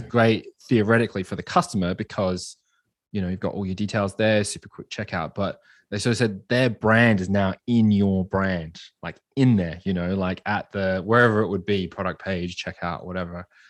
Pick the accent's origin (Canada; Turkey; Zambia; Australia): Australia; I'm from Australia